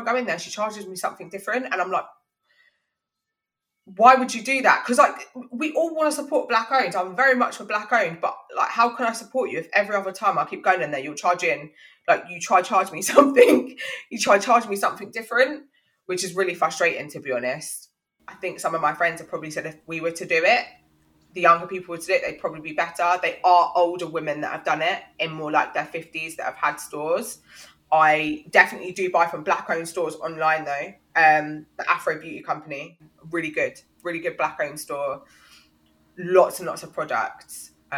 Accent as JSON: {"language": "English", "country": "Jamaica", "said": "I mean, I'm Jamaican. It's a lot of Jamaicans, a lot of Dominicans."}